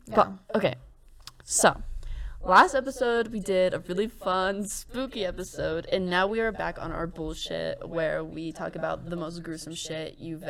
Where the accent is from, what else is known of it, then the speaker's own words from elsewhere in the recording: Port St. John, Florida, United States; moved away; I grew up in Brevard County, Florida, more specifically Port St. John, and I lived there for 15 years of my life.